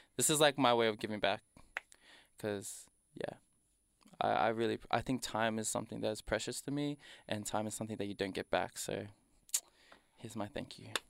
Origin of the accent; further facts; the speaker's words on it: Doveton, Victoria, Australia; I was raised in Dovetone and tha, if you didn't know, that's next to Danny Nong